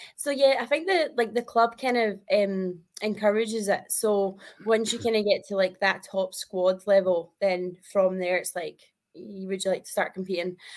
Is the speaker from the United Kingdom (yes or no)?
yes; Kirkintilloch, Scotland, United Kingdom; I am from Kirkintilloch, which is like 20 minutes outside of Glasgow